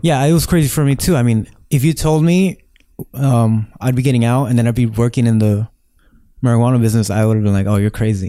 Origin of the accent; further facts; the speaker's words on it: Los Angeles, California, United States; I grew up right here in Echo Park